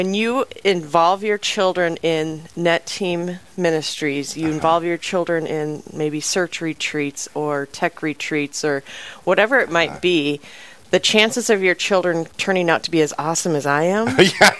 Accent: Rapid City, South Dakota, United States; growing up in Rapid City

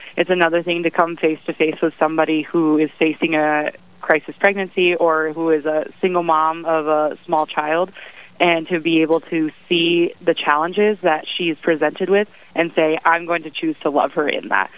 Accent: Brookings, South Dakota, United States; moved away as an adult; now in Bismarck, United States; I'm from Brookings, South Dakota originally, and I came here six years ago as a freshman at the University of Mary. Um, so I came here over South Dakota State, which is in my hometown

